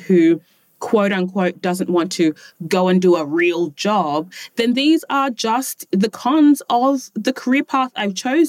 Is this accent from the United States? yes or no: no; Australia; born there; And it's fascinating because ethnically I'm Ghanaian, but I was born in Australia.